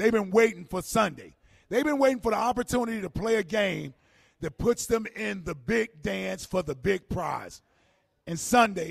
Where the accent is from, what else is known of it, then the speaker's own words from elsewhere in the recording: Cincinnati, Ohio, United States; now in Philadelphia, United States; That's my hometown in Cincinnati